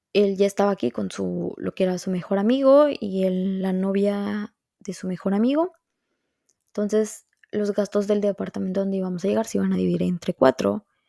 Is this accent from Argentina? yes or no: no; Veracruz, Mexico; moved away as an adult; now in Montreal, Canada; Veracruz, que es de donde yo soy